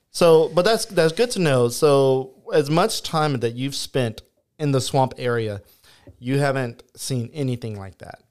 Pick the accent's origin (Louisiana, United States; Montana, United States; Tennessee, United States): Louisiana, United States; Turkey Creek; whenever I was growing up in the Turkey Creek area